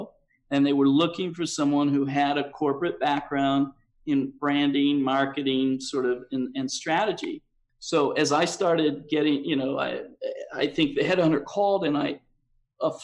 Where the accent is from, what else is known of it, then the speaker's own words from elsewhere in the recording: Cincinnati, Ohio, United States; moved away as an adult; also born or lived in Washington / Minneapolis / Philadelphia / northern New Jersey; Yes, I grew up in Cincinnati.